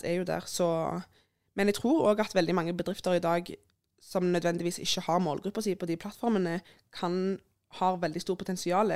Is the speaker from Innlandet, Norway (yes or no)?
no; Sandnes, Rogaland, Norway; jeg er jo fra Sandnes